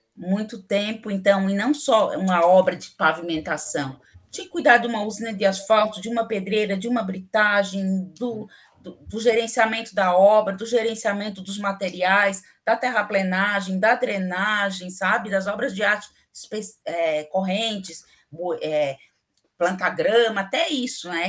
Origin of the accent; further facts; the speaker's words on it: Florianópolis, Santa Catarina, Brazil; also born or lived in Rio Grande do Sul; eu não nasci aqui, em Florianópolis. Eu sempre morei aqui, mas eu não nasci aqui. Eu nasci no Rio Grande do Sul